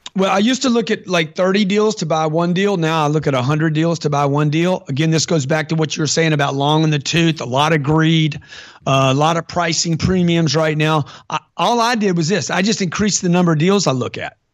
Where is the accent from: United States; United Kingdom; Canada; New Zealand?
United States; Lake Charles, Louisiana; I grew up in Lake Charles, Louisiana